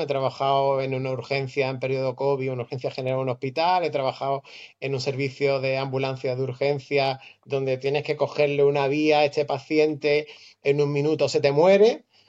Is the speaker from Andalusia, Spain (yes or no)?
yes; Málaga, Andalusia, Spain; vivo en Málaga, nacido en Málaga, de madre argentina